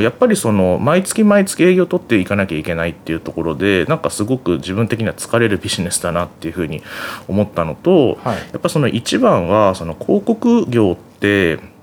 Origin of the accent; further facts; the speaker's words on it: Yokohama, Kanagawa, Japan; 実家があの横浜の鶴見にあるんですけど